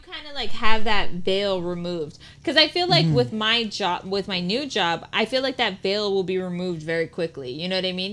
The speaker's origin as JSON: {"language": "English", "region": "Puebla", "country": "Mexico", "tie": "born or raised there", "second_language": "English", "moved": "yes", "lives_now": "United States", "said": "I grew up in Puebla"}